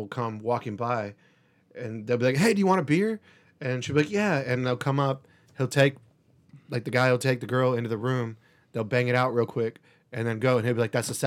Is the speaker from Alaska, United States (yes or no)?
yes; Alaska, United States; I remember growing up in Alaska, though, like living in Alaska